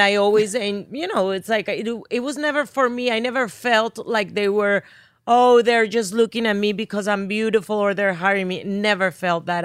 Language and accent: English; Barranquilla, Atlántico, Colombia; accent: Spanish; English is a second language; moved away as an adult; now in United States; from Barranquilla, Colombia.